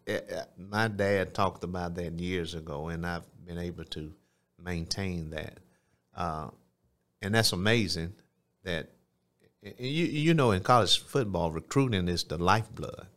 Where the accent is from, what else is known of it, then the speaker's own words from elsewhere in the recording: Phenix City, Alabama, United States; also born or lived in Columbus, Georgia; grew up in South Phoenix City